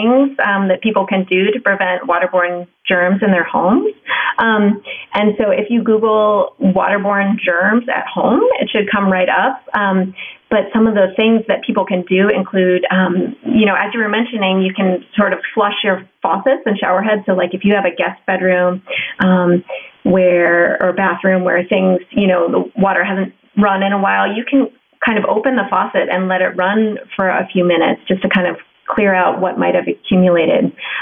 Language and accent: English; Ohio, United States; I grew up in Ohio.